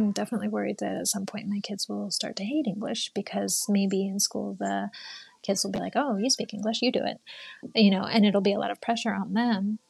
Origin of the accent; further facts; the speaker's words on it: United States; moved away as an adult; now in Japan; I grew up in the States